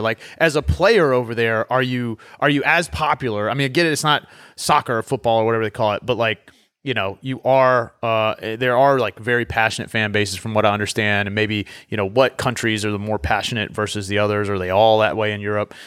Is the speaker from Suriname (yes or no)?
no; Southeast Virginia, United States; I grew up in Southeast Virginia